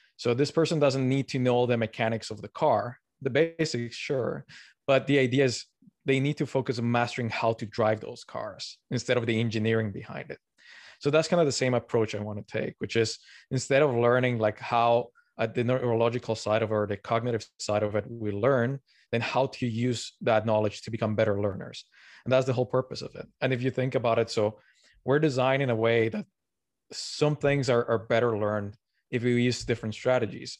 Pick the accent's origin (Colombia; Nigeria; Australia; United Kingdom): Colombia; moved away; also born or lived in Canada / Tokyo, Japan / Montreal, Canada; I'm originally from Colombia